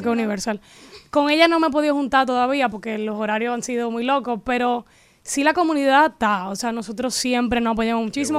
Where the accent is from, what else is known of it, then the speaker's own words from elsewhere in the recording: Dominican Republic; accent: Dominican; era dominicana